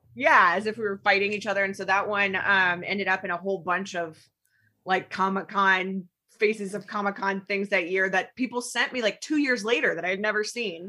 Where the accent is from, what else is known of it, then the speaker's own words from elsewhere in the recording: Alabama, United States; moved away; I am not from here. I grew up in Alabama, like, in the nineties